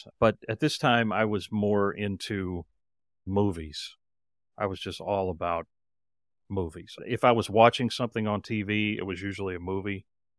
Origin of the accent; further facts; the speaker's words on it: Knoxville, Tennessee, United States; Well, I grew up in Knoxville, Tennessee, and it's the third largest city in Tennessee.